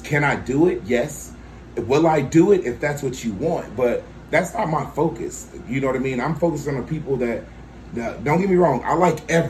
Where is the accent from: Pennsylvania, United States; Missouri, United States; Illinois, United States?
Illinois, United States; Bloomington; I'm a West Side kid. I grew up on the West Side